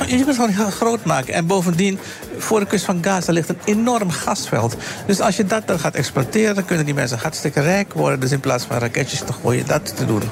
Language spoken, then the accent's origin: Dutch; Suriname; Ik ben Surinamer